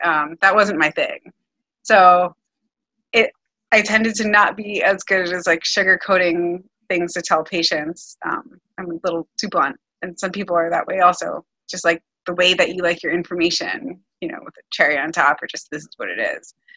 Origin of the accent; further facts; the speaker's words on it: Miami, Florida, United States; moved away as an adult; now in New York City, United States; I've only lived in Miami and New York City